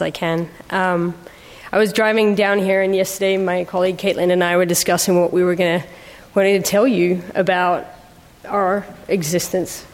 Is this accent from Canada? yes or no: no; Mexico; moved away as an adult; also born or lived in United Kingdom; I'm actually half British, but I grew up in Mexico